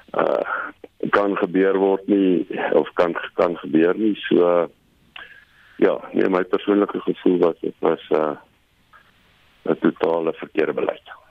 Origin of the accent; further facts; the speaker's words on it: South Africa; ons as Suid-Afrikaners